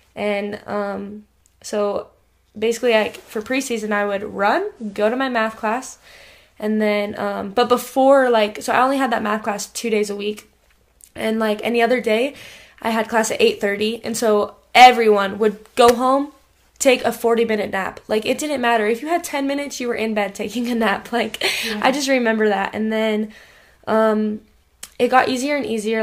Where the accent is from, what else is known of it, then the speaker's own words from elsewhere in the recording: Idaho, United States; also born or lived in Rigby, Idaho; I was born in Idaho Falls, yeah, and then um I lived in the same house in Rigby with my mom and dad